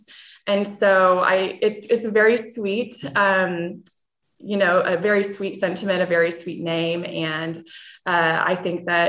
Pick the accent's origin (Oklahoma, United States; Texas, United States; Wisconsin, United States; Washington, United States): Oklahoma, United States; Choctaw; I grew up in Choctaw